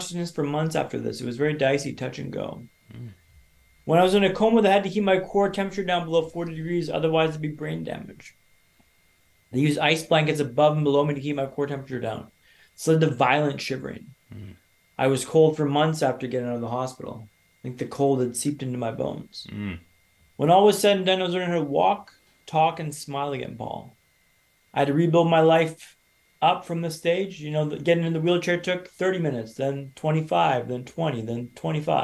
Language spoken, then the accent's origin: English; Canada; moved away as an adult; also born or lived in Sweden / London; I'm from Canada.